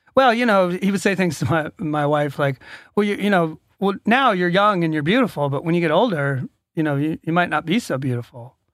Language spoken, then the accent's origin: English; Atlanta, Georgia, United States; I'm from Atlanta, Georgia